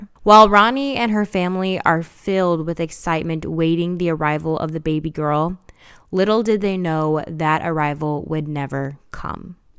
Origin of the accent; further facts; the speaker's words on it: Chicago, Illinois, United States; I remember growing up in Chicago